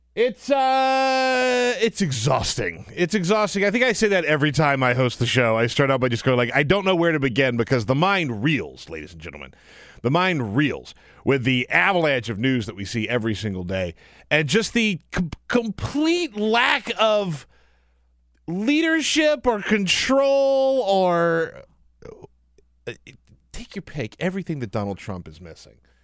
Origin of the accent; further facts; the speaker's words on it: South Carolina, United States; moved away; also born or lived in Charleston, South Carolina; I grew up in South Carolina